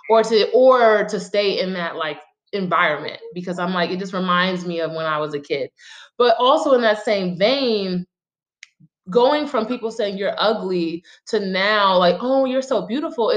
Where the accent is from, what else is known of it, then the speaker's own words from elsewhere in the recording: New York City, New York, United States; I'm from Brooklyn